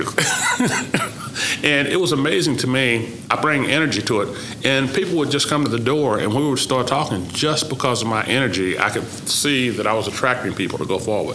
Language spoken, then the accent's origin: English; Oklahoma, United States; moved away as an adult; my growing up in Oklahoma, even in segregation, had never caused me to not feel comfortable